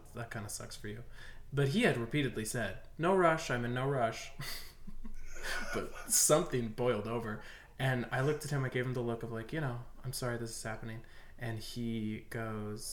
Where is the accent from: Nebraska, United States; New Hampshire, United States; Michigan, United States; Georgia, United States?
Nebraska, United States; Omaha; now in Arizona, United States